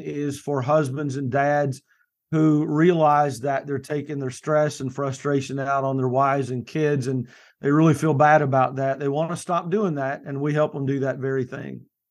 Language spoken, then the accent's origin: English; Kentucky, United States; now in Morehead City, United States; Right now, I live in coastal, uh, North Carolina. I'm from Kentucky originally.